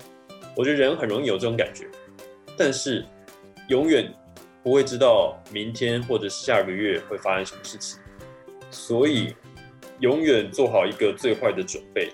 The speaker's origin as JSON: {"language": "Chinese", "country": "Taiwan", "said": "我们台湾人"}